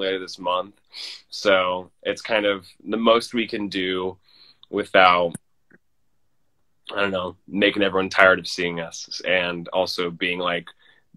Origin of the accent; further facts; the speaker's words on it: Omaha, Nebraska, United States; moved away as an adult; now in Nashville, United States; I'm originally from Nebraska, so Omaha, Nebraska.